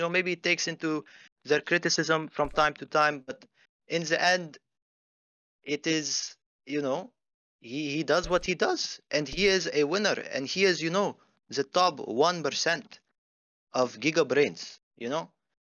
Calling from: Phoenix, Arizona, United States; Phoenix, Arizona.

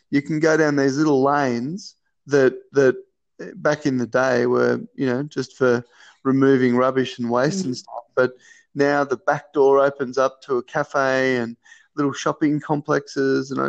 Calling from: Seymour, Victoria, Australia; Well, I'm talking to you from sunny in brackets, not very Seymour.

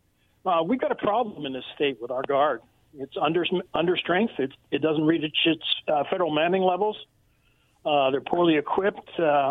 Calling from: Richland, United States; in Richland.

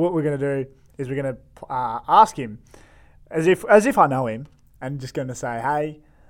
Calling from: Melbourne, Victoria, Australia; Calling from Melbourne.

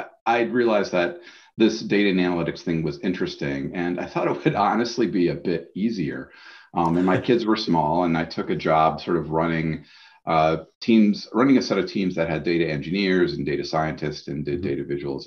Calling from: Boston, Massachusetts, United States; I'm on the other side of that lake in Boston, Massachusetts in the United States.

